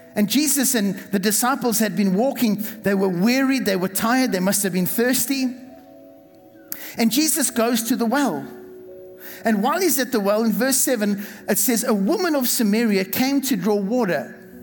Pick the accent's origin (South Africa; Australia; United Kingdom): South Africa; moved away; the church that I was raised in in South Africa